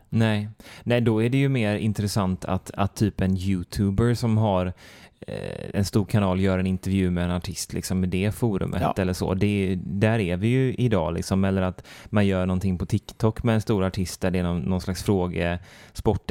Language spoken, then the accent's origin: Swedish; Sweden; jag som svensk